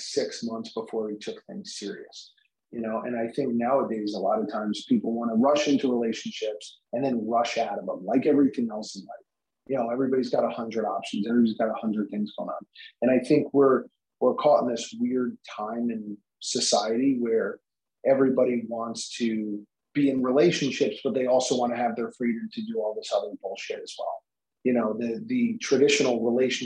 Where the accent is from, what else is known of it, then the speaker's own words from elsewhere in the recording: New Jersey, United States; now in New York, United States; I'm from originally from New Jersey